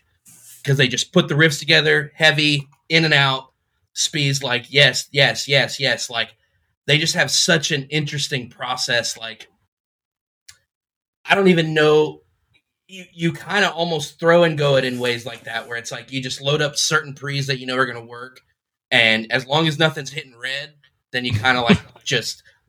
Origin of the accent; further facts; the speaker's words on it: Tampa, Florida, United States; Tampa. Born and raised in Tampa. Still here.